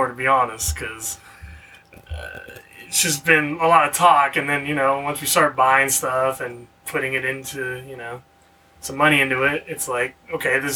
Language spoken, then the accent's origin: English; California, United States; I have lived in California all my life. I was born in the Bay Area and then just moved into like this shitty little town outside of Sacramento